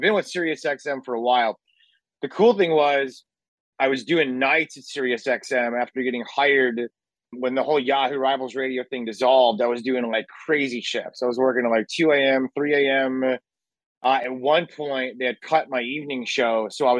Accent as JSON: {"language": "English", "town": "Chicago", "region": "Illinois", "country": "United States", "tie": "born or raised there", "also_born_or_lived": "Murfreesboro, Tennessee / Nashville, Tennessee", "moved": "as an adult", "said": "and then went to college at Middle Tennessee State from the Chicagoland area, which was a massive cultural jump to go from Chicagoland to Murfreesboro."}